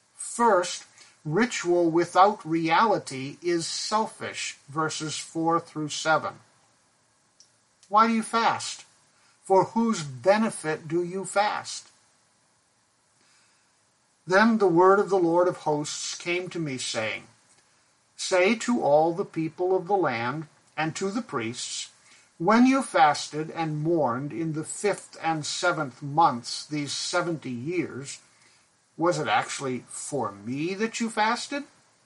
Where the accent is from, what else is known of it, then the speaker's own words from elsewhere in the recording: Pakistan; I grew up in Pakistan, and the Shiite Muslims have a religious ritual called the Festival of Ashura